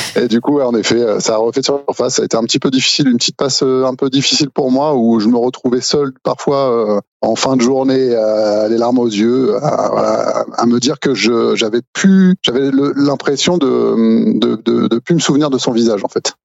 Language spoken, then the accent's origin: French; Normandy, France; je suis normand